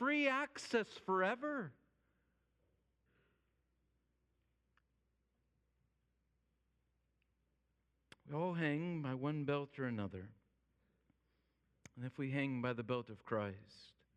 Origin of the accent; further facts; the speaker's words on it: United States; also born or lived in Holt; as an American